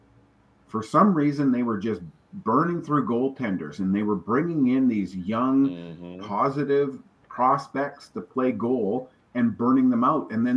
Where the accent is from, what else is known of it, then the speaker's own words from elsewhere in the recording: Prince George, British Columbia, Canada; Prince George, which is my hometown.